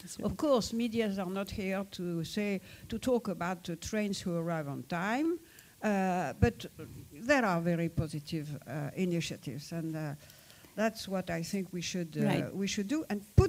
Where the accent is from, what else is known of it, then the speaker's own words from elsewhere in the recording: Morocco; born there; English is a second language; I was born in Morocco, and you know, I'm French, so.